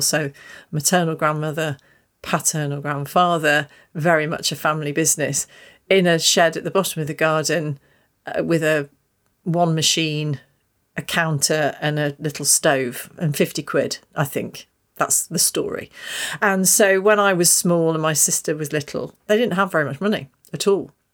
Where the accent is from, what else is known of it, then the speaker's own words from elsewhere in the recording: Stoke Golding, East Midlands, United Kingdom; I was born and brought up in Stoke Golding